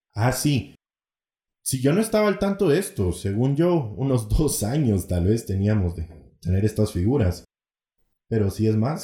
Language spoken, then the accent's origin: Spanish; Guatemala; en mi bello país de Guatemala